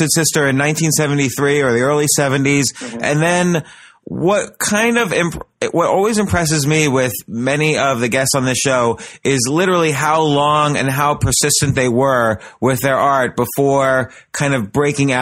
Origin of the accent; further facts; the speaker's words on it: New Jersey, United States; I was from New Jersey